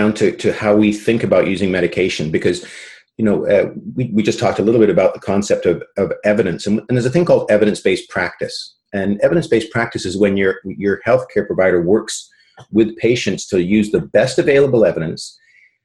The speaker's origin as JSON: {"language": "English", "region": "British Columbia", "country": "Canada", "tie": "born or raised there", "also_born_or_lived": "England / South Carolina, United States", "said": "I was born in England, if that's of any relevance to anybody. But I, as a young kid, my family emigrated to Canada in the late, mid-60s."}